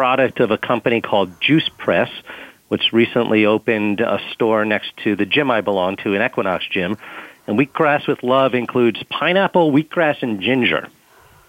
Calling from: New York City, New York, United States; I am calling from New York City, Times Square, the center of Manhattan to be exact

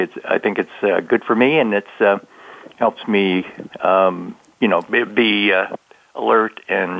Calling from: Santa Clara, California, United States; I'm calling from Herndon, Virginia. My regular place of employment is in Santa Clara, California, but I'm out here enjoying a bit of vacation.

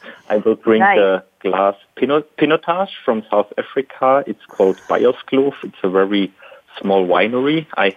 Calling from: Germany; Yeah, I'm calling from Germany, sitting at home.

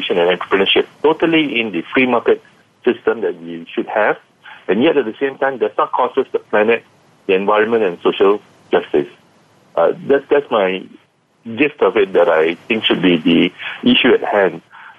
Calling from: Kuala Lumpur, Malaysia; I'm calling in from Kuala Lumpur, Malaysia.

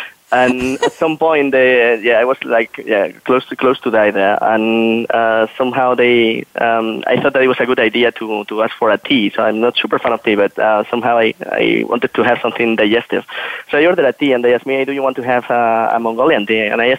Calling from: Berlin, Germany; So I'm right now located in Berlin. So I'm calling you from Berlin in Germany.

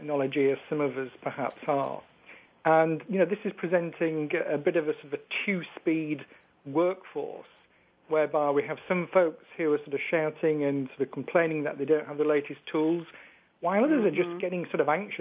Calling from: Yorkshire and the Humber, United Kingdom; calling you from the UK in sunny Yorkshire in the north of England

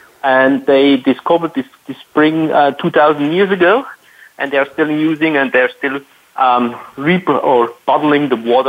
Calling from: Vienna, Austria; Right now, I'm calling from Vienna, one of the most livable city in the world

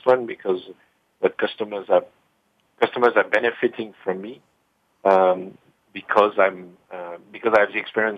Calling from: Heidelberg, Baden-Württemberg, Germany; I'm calling from my home, actually, which is in Heidelberg, next to the river and sometimes into the river called the Neckar.

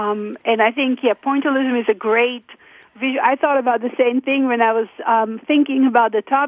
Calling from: Oregon, United States; I'm calling from south of Salem, Oregon.

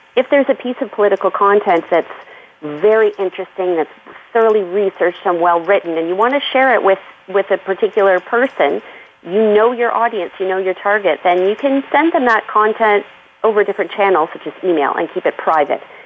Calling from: Aurora, Ontario, Canada; I'm calling from my home in Aurora, which is just north of uh, Toronto.

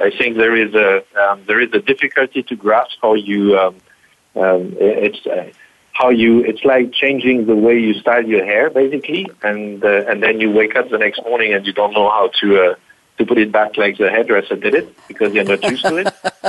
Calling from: Berlin, Germany; Yes, I am calling in from Berlin, so Germany.

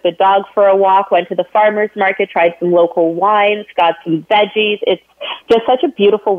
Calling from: Toronto, Ontario, Canada; So I'm dialing in from Toronto, Ontario, Canada today.

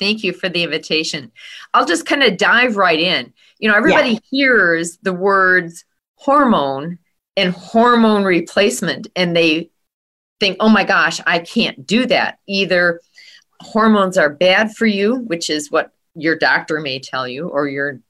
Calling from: Waukesha, Wisconsin, United States; I am in Waukesha, Wisconsin, just west of Milwaukee

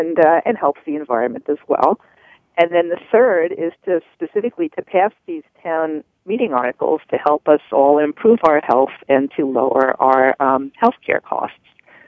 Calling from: Sharon, Massachusetts, United States; Sharon, Massachusetts.

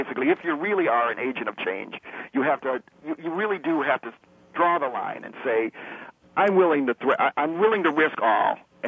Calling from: Ann Arbor, Michigan, United States; I'm calling from Ann Arbor, Michigan

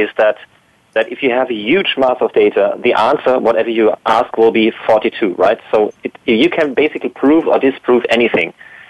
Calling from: Baden-Württemberg, Germany; Yes, near Heidelberg. Germany near Heidelberg, yes.

